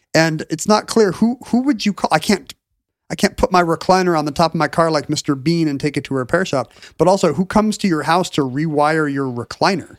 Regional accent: South Korea; moved away; growing up in South Korea in the early to mid-eighties

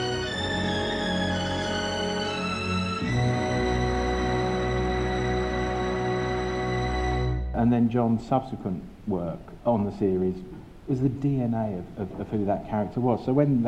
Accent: Luton, East of England, United Kingdom; I was born and brought up in Luton.

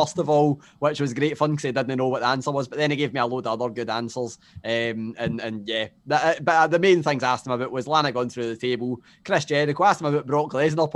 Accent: Scotland, United Kingdom; I'm from Scotland

